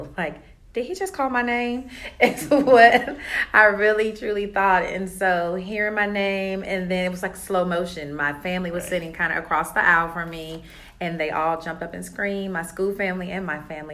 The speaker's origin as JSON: {"language": "English", "area": "DeKalb County", "region": "Georgia", "country": "United States", "tie": "born or raised there", "said": "I grew up in DeKalb County, went to DeKalb County schools"}